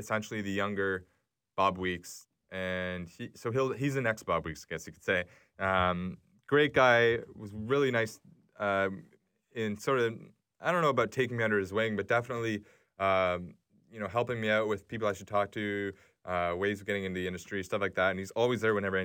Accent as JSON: {"language": "English", "country": "Canada", "said": "I'm a Canadian"}